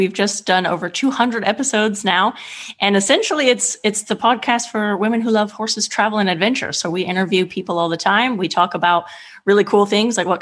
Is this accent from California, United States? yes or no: yes; California, United States; also born or lived in Eastern Germany / England; now in Italy; I'm from California originally.